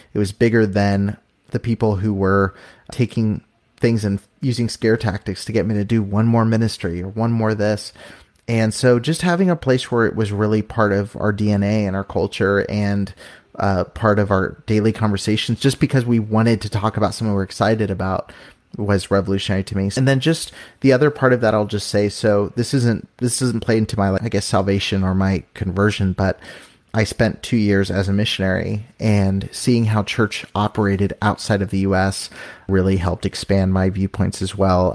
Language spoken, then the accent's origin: English; California, United States; I'm from California